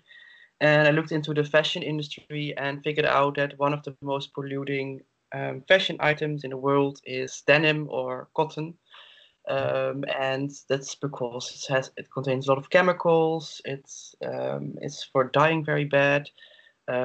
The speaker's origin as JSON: {"language": "English", "country": "Netherlands", "moved": "yes", "lives_now": "Berlin, Germany", "said": "I am from the Netherlands"}